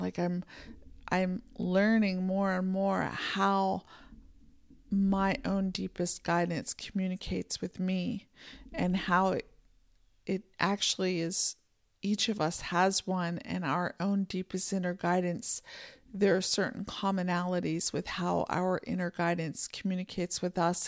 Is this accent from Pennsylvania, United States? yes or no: yes; Pennsylvania, United States; moved away as an adult; also born or lived in California; now in Montana, United States; I grew up in Pennsylvania, we had mountains